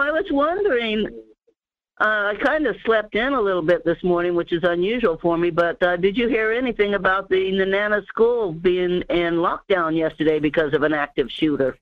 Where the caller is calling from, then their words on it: Denali Borough, Alaska, United States; calling from the Denali, Borough area